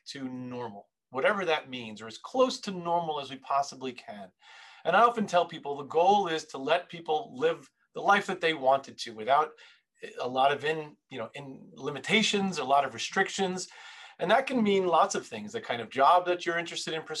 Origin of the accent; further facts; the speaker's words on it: New York City, New York, United States; I was born and raised in Queens, New York